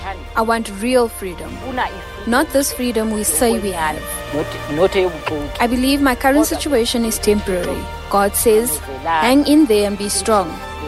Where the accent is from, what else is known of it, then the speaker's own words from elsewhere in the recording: Fort Beaufort, Eastern Cape, South Africa; also born or lived in Braamfontein, Johannesburg; now in Johannesburg, South Africa; I come from Fort Beaufort in the Siskai. I started living on the streets in the 80s.